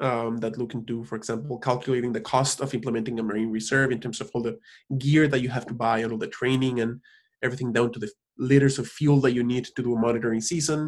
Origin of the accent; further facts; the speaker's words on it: Cancun, Quintana Roo, Mexico; moved away; also born or lived in Mexico City, Mexico; even though I was born in Mexico City, I was raised in Cancun.